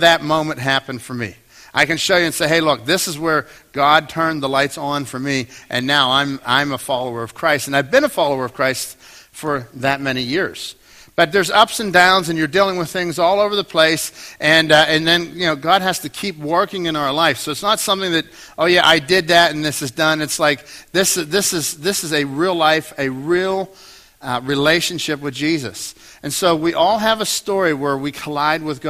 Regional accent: Pittsburgh, Pennsylvania, United States; I was a kid growing up in Pittsburgh in Dormont

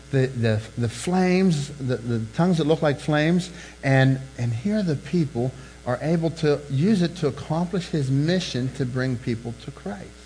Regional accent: England, United Kingdom; He's, he's Spanish, knows some English. I'm English, know like three words of Spanish

